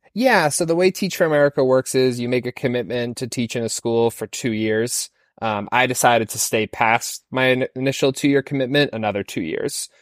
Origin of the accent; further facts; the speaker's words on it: Falmouth, Maine, United States; moved away; I grew up in Falmouth, Maine